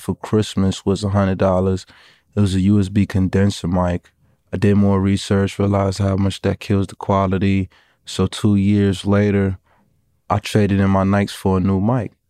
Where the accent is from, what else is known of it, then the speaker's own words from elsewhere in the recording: New York City, New York, United States; I'm from Brooklyn. I'm fifteen years old.